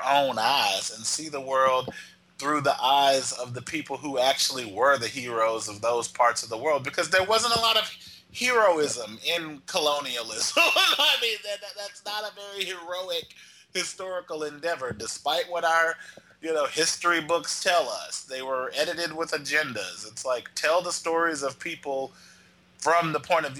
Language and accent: English; Texas, United States; Mel and I grew up in Texas